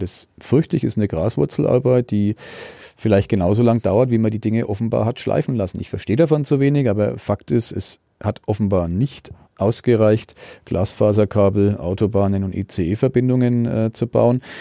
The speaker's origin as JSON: {"language": "German", "country": "Germany", "said": "als Deutscher"}